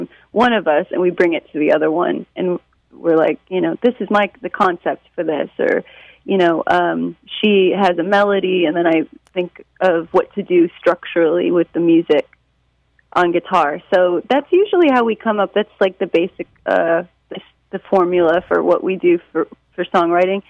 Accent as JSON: {"language": "English", "town": "Detroit", "region": "Michigan", "country": "United States", "tie": "born or raised there", "moved": "yes", "lives_now": "New York, United States", "said": "growing up in Detroit"}